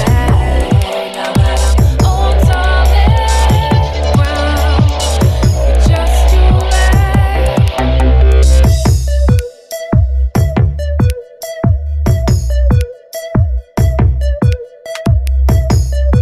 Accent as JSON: {"language": "English", "town": "San Diego", "region": "California", "country": "United States", "tie": "born or raised there", "said": "my hometown, San Diego"}